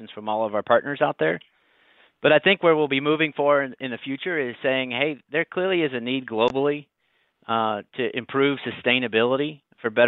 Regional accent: Ohio, United States; now in North Carolina, United States; I was born in Ohio and moved to North Carolina in the late 90s, which is where I live today

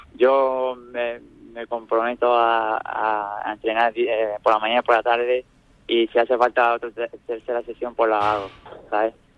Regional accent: Nerja, Andalusia, Spain; Nerja, mi pueblo

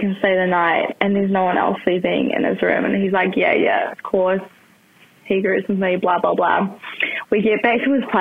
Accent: New Zealand; I'm from New Zealand

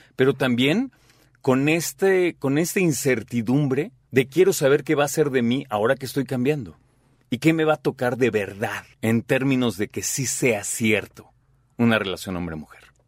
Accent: Mexico; nuestro rol como mexicanos

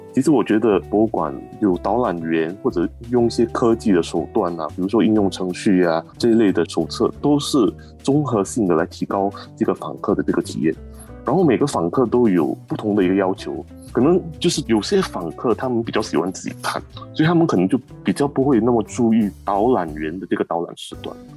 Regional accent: Singapore; 作为一个新加坡人为荣

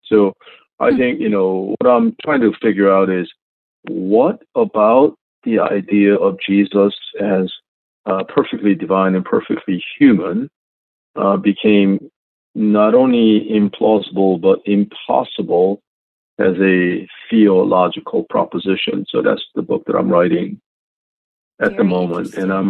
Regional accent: Philadelphia, Pennsylvania, United States; also born or lived in South Korea; I think I grew up partly in South Korea and then partly here in Philadelphia.

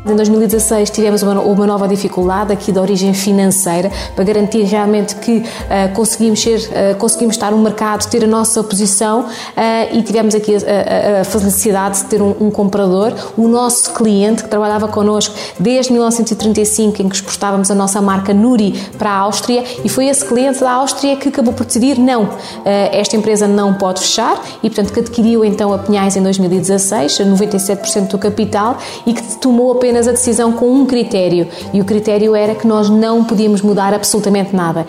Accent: Portugal; enquanto portugueses

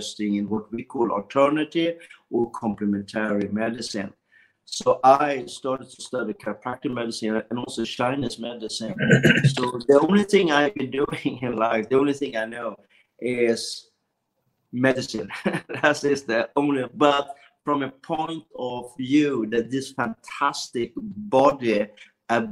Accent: Sweden; I was born in Sweden

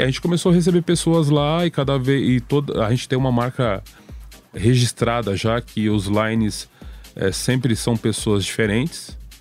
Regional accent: Itatiba, São Paulo, Brazil; eu sou do interior de São Paulo, pouca gente sabe isso, mas eu não, não moro em São Paulo. Eu moro a 80 quilômetros de São Paulo.

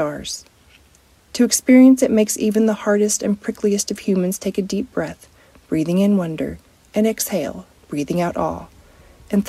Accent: West Texas, United States; Growing up, the west wind would blow tumbleweeds up to the front door of our house

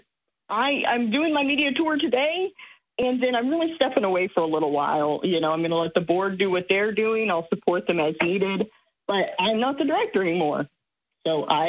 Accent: Springfield, Illinois, United States; it's my hometown

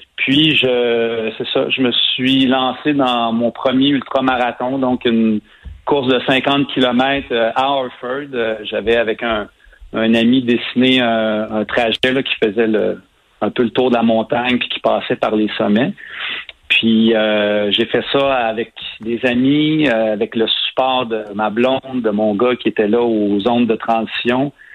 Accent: Saint-Ours, Quebec, Canada; j'habite, en fait, j'ai grandi à Saint-Ours, qui est un petit village à 15 minutes de cet endroit-là

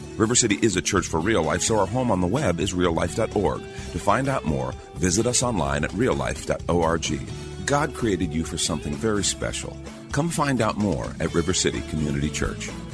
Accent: United States; as an American

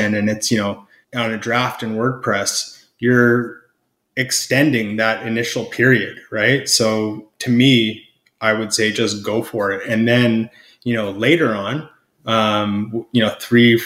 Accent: Canada; I'm Canadian, so that's what we say up here

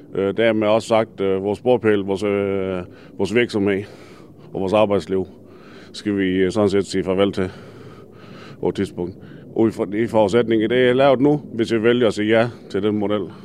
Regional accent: Denmark; det er mit barndomshjem. Jeg er født opvokset her

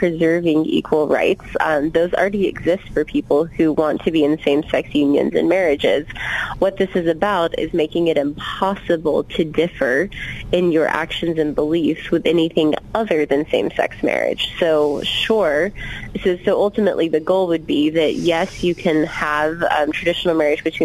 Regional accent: Georgia, United States; moved away; I was born and raised in Georgia

